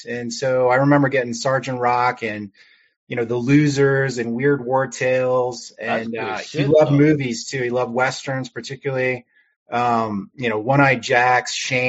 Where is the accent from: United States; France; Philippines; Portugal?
United States; Georgia; now in Washington, D.C., United States; So right now I'm living in outside of Washington, D.C., but I've bounced all over, spent most of my life in Georgia, and Georgia is still home.